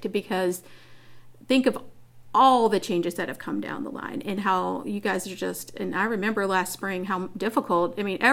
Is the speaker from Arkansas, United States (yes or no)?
no; Louisiana, United States; I am from Louisiana. And people think I might have had, like, alligators in my backyard, but I didn't.